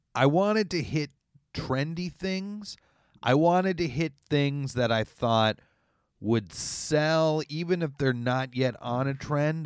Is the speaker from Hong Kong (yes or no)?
no; Canada; as a Canadian